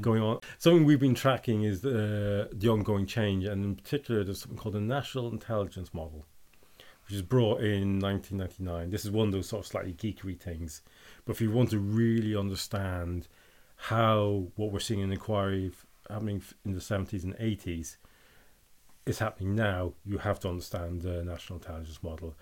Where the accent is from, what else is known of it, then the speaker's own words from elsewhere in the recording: Northern Ireland, United Kingdom; I'm from Northern Ireland